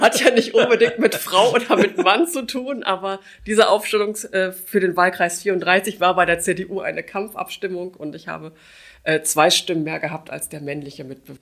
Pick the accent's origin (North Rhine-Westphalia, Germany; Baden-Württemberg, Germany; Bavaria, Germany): North Rhine-Westphalia, Germany; Gevelsberg; moved away as an adult; now in Wuppertal, Germany; Ich bin äh, gebürtige Gefelsbergerin. Ich hm. war in meiner Heimatstadt schon Mitglied im Stadtrat